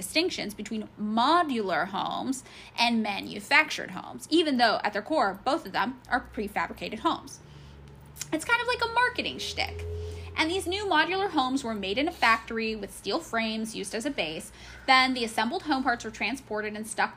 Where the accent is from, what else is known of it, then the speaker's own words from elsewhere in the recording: California, United States; I grew up in California.